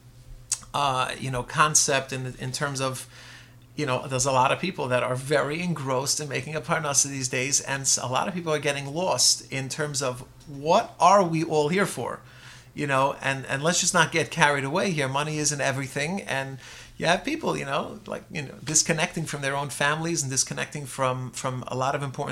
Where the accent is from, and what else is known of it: Lakewood, New Jersey, United States